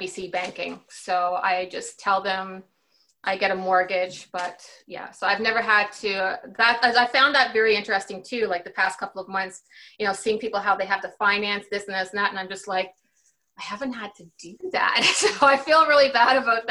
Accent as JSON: {"language": "English", "country": "Canada", "said": "my situation being Canadian"}